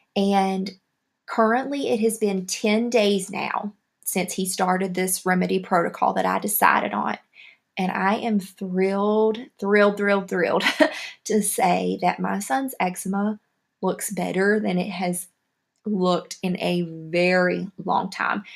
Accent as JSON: {"language": "English", "region": "the South", "country": "United States", "accent": "southern", "said": "my southern accent"}